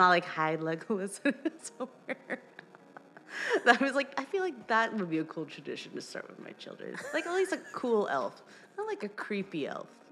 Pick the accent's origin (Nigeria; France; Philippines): Philippines; moved away; in the Philippines, we're like it's all about family